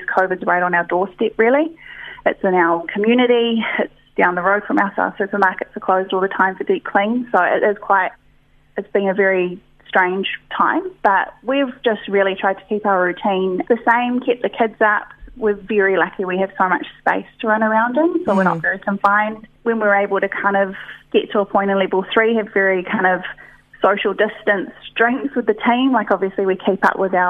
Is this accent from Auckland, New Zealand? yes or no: yes; Auckland, New Zealand; moved away as an adult; I was from Auckland City, moved out to the farm